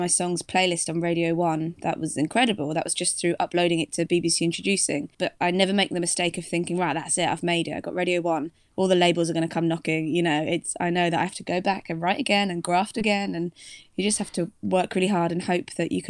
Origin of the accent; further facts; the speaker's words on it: Devon, South West England, United Kingdom; moved away as an adult; also born or lived in Leeds; now in London, United Kingdom; I'm from Devon, originally, in the southwest England. But I've been in London for the past, about 8-9 years now